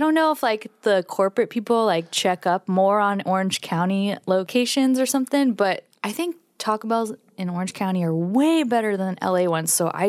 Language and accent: English; Philippines; Filipino because they're Pacific Islanders. You know, there's a lot of Filipinos that live in Hawaii, like that moved from the Philippines to Hawaii.